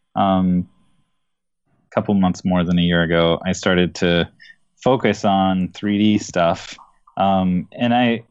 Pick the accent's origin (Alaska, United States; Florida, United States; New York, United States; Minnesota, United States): Minnesota, United States; Minneapolis; I hail from Minneapolis, Minnesota